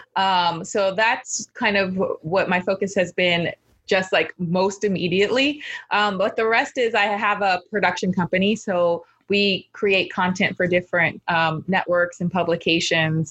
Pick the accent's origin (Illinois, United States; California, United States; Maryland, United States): California, United States; Los Angeles; I grew up in Los Angeles